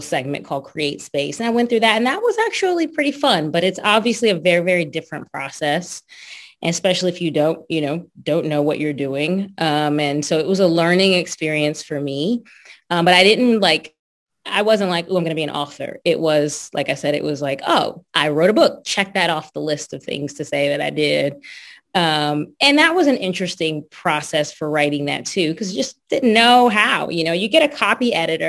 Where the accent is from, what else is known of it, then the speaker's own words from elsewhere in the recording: East Brunswick, New Jersey, United States; I grew up in East Brunswick, New Jersey